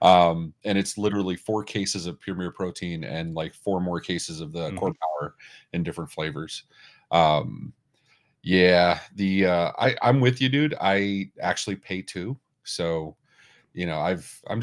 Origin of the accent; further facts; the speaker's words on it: United States; We're American